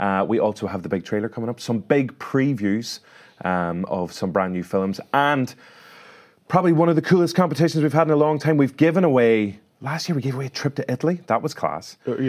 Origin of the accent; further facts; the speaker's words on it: Derry, Northern Ireland, United Kingdom; There's Derry, my hometown.